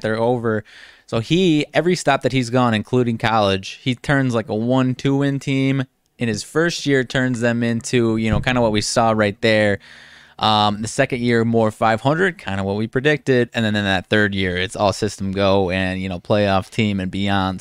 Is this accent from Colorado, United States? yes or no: no; Rockford, Illinois, United States; I'm from the Rockford area